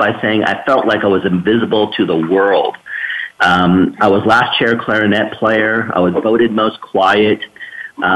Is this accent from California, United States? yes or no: yes; Escondido, California, United States; I grew up in Escondido, San Diego area.